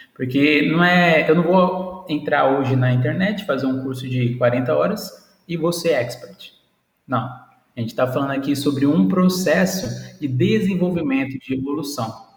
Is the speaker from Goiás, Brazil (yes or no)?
no; Presidente Prudente, São Paulo, Brazil; sou daqui da cidade de Presidente Prudente, logo ali no canto do nosso querido São Paulo